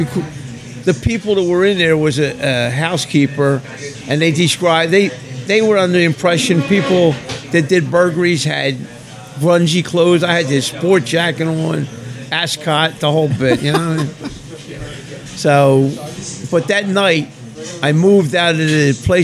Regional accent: Philadelphia, Pennsylvania, United States; moved away as an adult; also born or lived in Boca Raton, Florida; I'm from Philadelphia

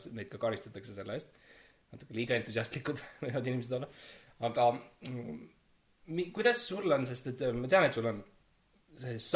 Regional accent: Estonia; mina olen tõeline eestlane ja mm

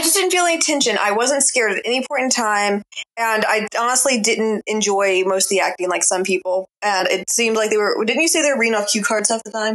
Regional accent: Mississippi, United States; now in Durham, United States; my hometown Mississippi

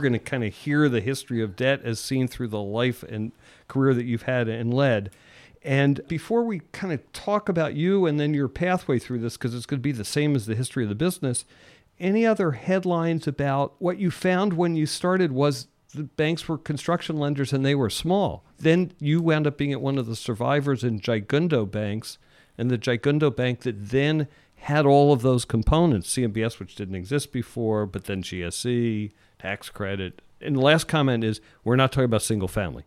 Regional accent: Philadelphia, Pennsylvania, United States; moved away; I grew up in Philly

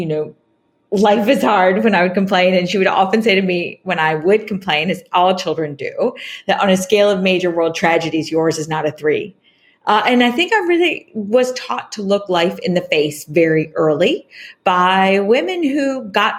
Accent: Greenbelt, Maryland, United States; I grew up in Greenbelt, Maryland, not too far from your nation's capital

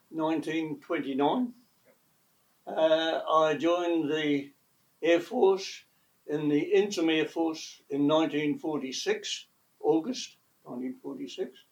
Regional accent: Greymouth, West Coast, New Zealand; moved away; also born or lived in Christchurch; I was born in Greymouth.

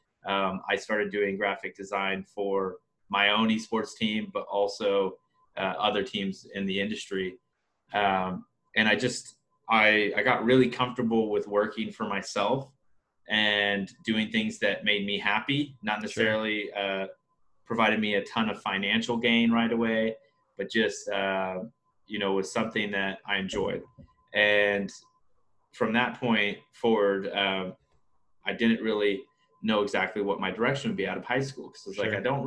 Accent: Wichita, Kansas, United States; Born and raised in Wichita, Kansas

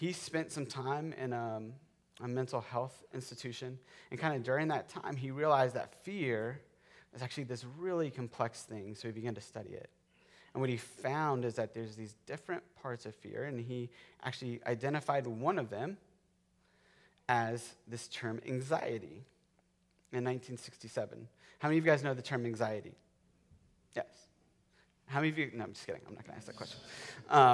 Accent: Florida, United States; I grew up in Florida. I grew up in the lightning capital of the world

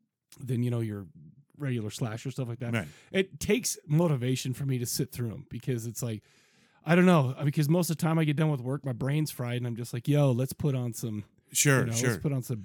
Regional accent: San Diego, California, United States; I remember as a kid, I grew up in San Diego for a few years, right?

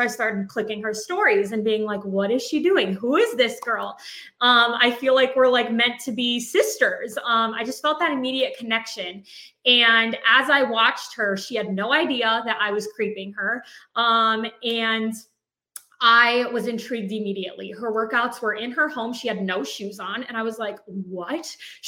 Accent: White Lake, United States; We were born and raised in White Lake, and we kind of, you know, separated, going to college and stuff, and then we both ended up back in our hometown

